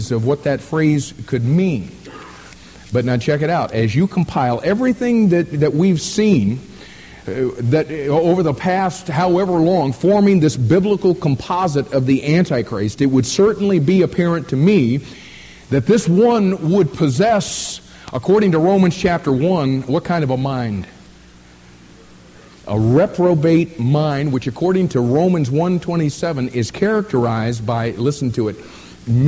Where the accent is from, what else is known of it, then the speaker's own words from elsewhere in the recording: United States; we call ourselves Americans